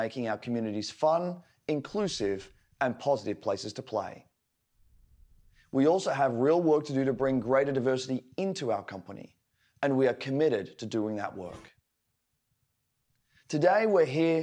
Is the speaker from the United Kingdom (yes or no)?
no; Australia; the bushfires in my home country